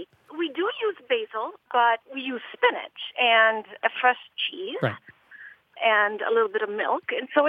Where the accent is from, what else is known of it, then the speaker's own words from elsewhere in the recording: Peru; now in Wisconsin, United States; I grew up in South America